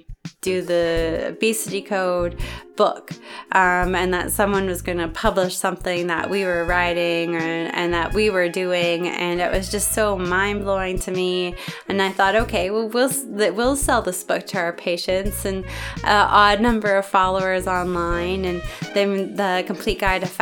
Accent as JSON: {"language": "English", "country": "Canada", "said": "I am Canadian"}